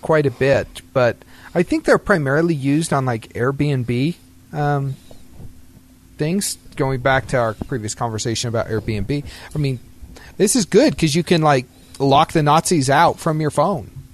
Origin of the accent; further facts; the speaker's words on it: Idaho, United States; moved away; I'm from Idaho, man.